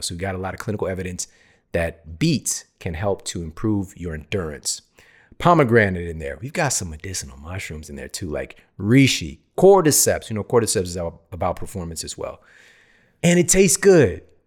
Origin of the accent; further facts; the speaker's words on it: St. Louis, Missouri, United States; moved away as an adult; also born or lived in Ferguson, Missouri; now in California, United States; I grew up in the Midwest, S T L